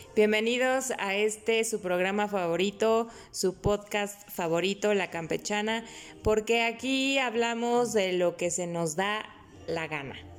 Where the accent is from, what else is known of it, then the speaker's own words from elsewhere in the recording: Mexico; Soy más mexicana que el nopal